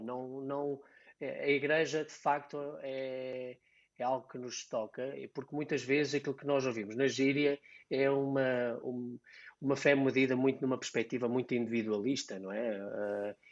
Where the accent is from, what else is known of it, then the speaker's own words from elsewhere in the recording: Diocese of Coimbra, Centro, Portugal; aqui na, na Diocese de Coimbra, de onde sou uh, da minha origem